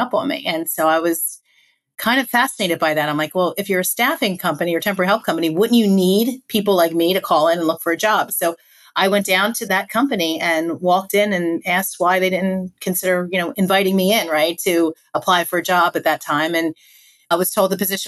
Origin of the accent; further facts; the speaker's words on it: Philadelphia, Pennsylvania, United States; moved away as an adult; also born or lived in Virginia; I was living, born and raised in Philadelphia, moved down to Virginia